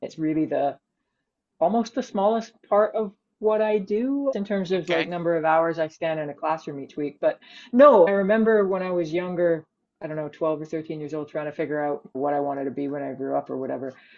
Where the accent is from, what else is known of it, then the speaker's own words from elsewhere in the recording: Canada; moved away as an adult; now in Edinburgh, United Kingdom; I'm Canadian.